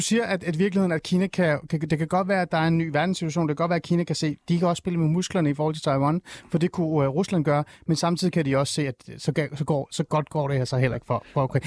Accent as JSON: {"language": "Danish", "country": "Iran", "moved": "yes", "lives_now": "Denmark", "said": "jeg er selv fra Mellemøsten, jeg er fra Iran"}